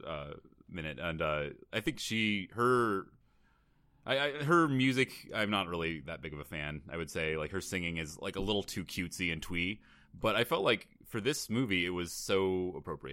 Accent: Seattle, Washington, United States; I grew up in Seattle

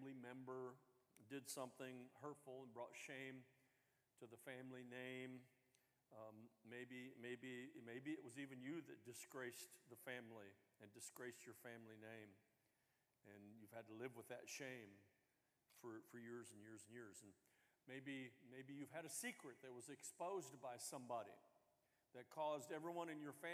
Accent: the South, United States; I'm from the South

